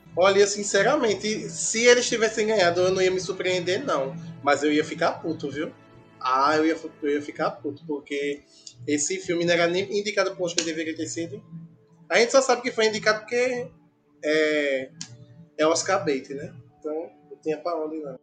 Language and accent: Portuguese; Brazil; a gente é brasileiro